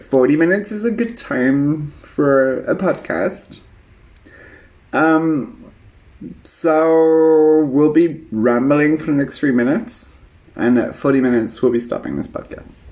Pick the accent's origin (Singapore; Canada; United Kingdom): United Kingdom; now in Berlin, Germany; I'm British